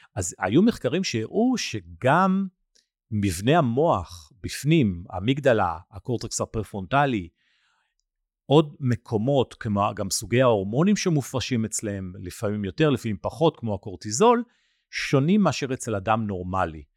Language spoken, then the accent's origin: Hebrew; Nigeria; moved away; בניגריה, המקום שאתם יודעים כבר נולדתי וגדלתי בו